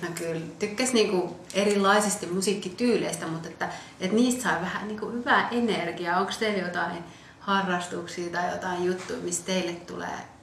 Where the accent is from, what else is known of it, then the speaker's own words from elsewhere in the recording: Lappeenranta, South Karelia, Finland; also born or lived in Ethiopia; silloin kun mä olin nuorempi, niin mä asuin esimerkiksi Lappeenrannassa, niin Lappeenrannasta saatoin sitten mun sanoa, että aah, mistä mä oon, no mä oon Lappeenrannasta.